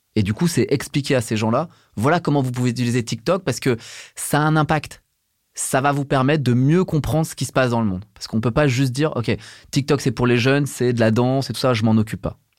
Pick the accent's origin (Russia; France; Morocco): France; Burgundy, Bourgogne-Franche-Comté; Je viens de Bourgogne, je suis un enfant des années 80 élevé en Bourgogne